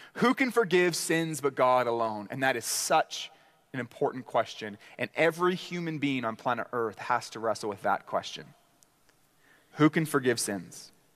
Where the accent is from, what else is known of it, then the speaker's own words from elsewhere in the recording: Canada; as Canadian gospel preachers